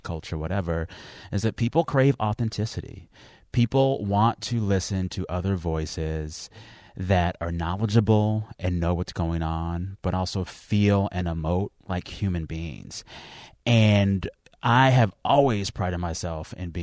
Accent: San Antonio, Texas, United States; I am from San Antonio, Texas, and I will rep that city and that state till the end of time. And no matter what, that's always home

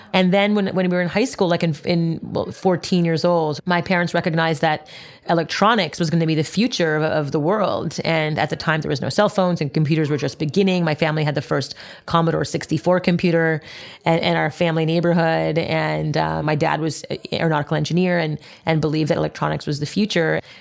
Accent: Montreal, Quebec, Canada; I grew up in Montreal, Canada

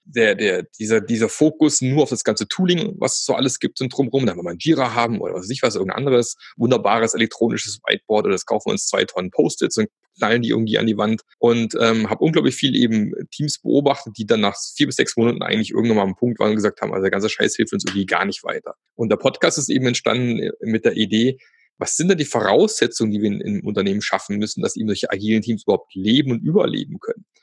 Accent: Germany; Da im schönen Süden, wo ich herkomme. Nicht direkt am Bodensee, aber eine halbe Stunde entfernt

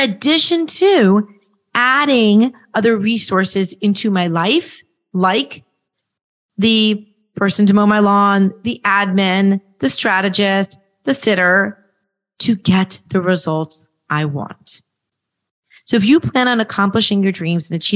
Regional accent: Nashville, Tennessee, United States; right in my hometown, right in Nashville, right down the street

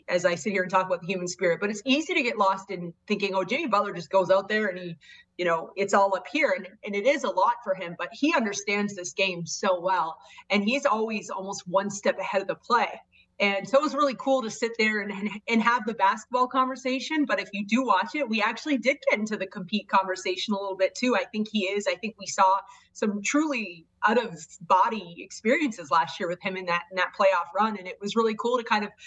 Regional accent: Canada; I grew up in Canada

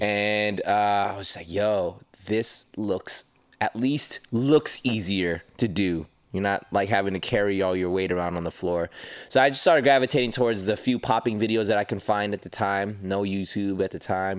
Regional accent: Los Angeles, California, United States; also born or lived in Panorama City, California / Las Vegas; I was born in Panorama City, lived my childhood in Northridge, California

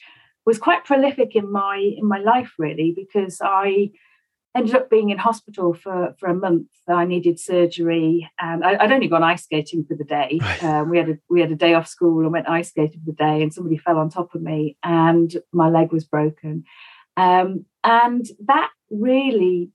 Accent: Stafford, West Midlands, United Kingdom; I grew up in Stafford, one of four children

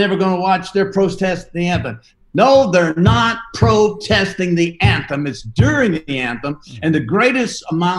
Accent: the South, United States; I'm from the South

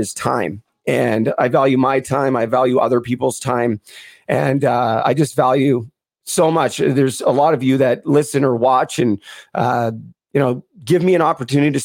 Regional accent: Vancouver, British Columbia, Canada; now in Muskoka, Canada; growing up in Vancouver

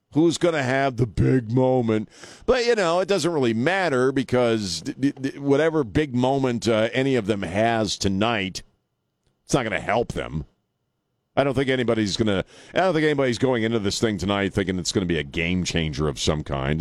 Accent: Annapolis, Maryland, United States; now in San Antonio, United States; I grew up in Annapolis, so I grew up around D.C., Philadelphia, and uh, Baltimore.

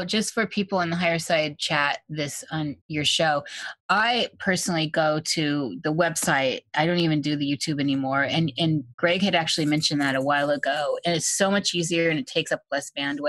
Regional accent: Iowa, United States; I'm from Iowa.

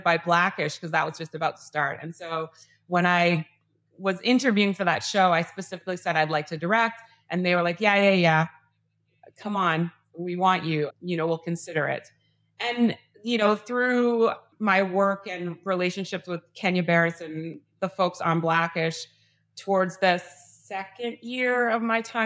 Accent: Canada; moved away; I'm from Canada

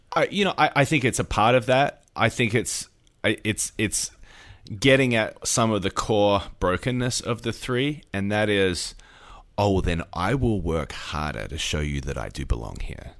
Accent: Australia; now in United States; I'm an Australian

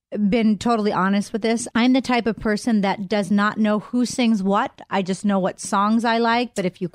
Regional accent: Pittsburgh, Pennsylvania, United States; moved away; my hometown of Pittsburgh

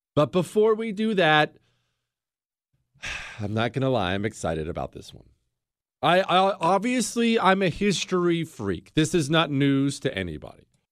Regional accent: United States; I'm an American

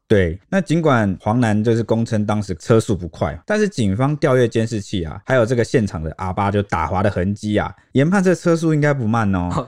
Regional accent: Taiwan; 从小生活在这边

